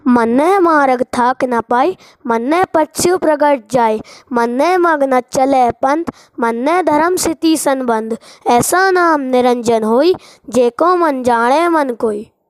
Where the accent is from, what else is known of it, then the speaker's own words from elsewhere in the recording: Tikamgarh, Madhya Pradesh, India; मैं टीकमगढ़ मध्य प्रदेश से हूँ